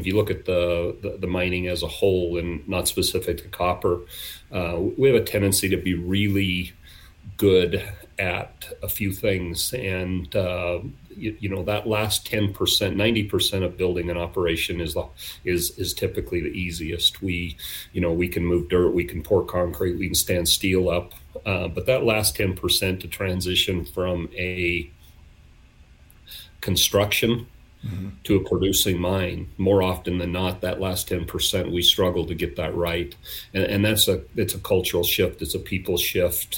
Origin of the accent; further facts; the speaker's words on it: Nevada, United States; I was born and raised in Nevada